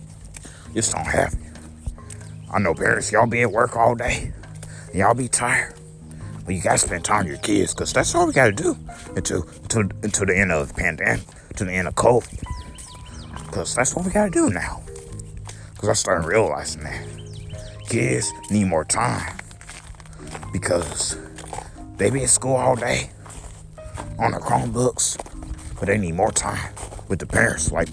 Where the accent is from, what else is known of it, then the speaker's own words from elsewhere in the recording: United States; I'm American.